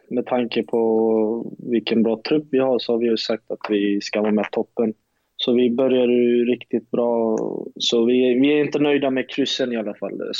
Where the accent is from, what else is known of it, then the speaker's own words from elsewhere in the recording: Lund, Skåne, Sweden; jag är från Lund, han är från Lund, så vi har ju vetat vilka vi är liksom.